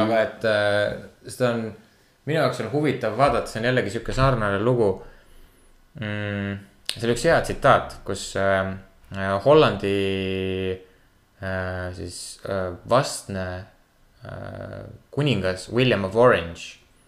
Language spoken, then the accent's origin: Estonian; Kuressaare, Saare County, Estonia; ma olen Kuressaarest pärit